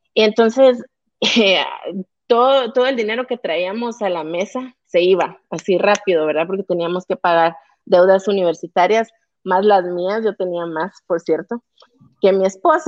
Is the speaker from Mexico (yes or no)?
no; Guatemala; como guatemalteca y como mujer